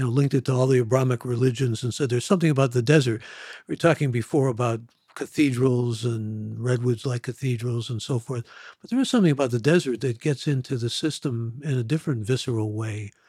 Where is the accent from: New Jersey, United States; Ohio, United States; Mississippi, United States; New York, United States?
Ohio, United States; moved away; I'm from Ohio originally